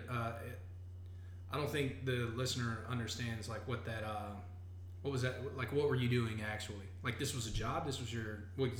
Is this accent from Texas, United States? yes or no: yes; Texas, United States; I grew up in Texas, man.